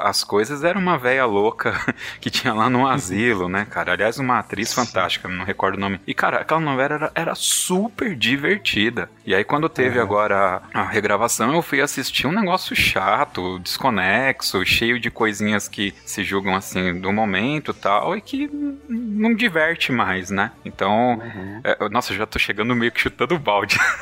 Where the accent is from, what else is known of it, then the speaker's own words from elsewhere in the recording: Ribeirão Pires, São Paulo, Brazil; eu sou aqui de São Paulo, Ribeirão Pires, cidade linda, estância climática hidromineral